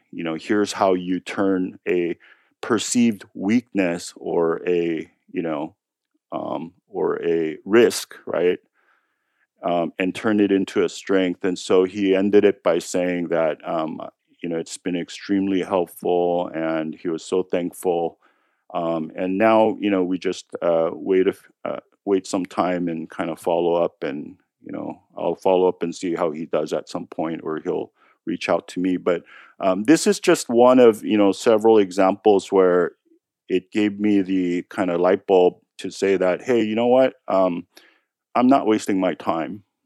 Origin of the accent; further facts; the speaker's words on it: United States; I'm American